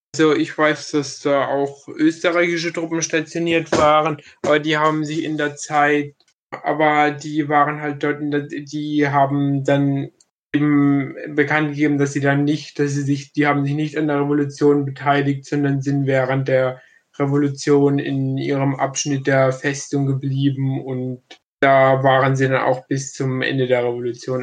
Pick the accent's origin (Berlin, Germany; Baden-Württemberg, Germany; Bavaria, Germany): Baden-Württemberg, Germany; Kronau; in meinem Heimatdorf